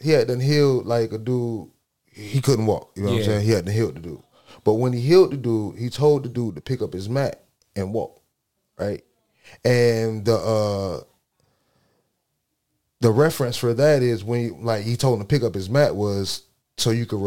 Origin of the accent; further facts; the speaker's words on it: Miami, Florida, United States; I'm from Miami, Florida. You know what I'm saying? Yeah, like, not South Beach. You know what I'm saying? Like, Little Haiti for real.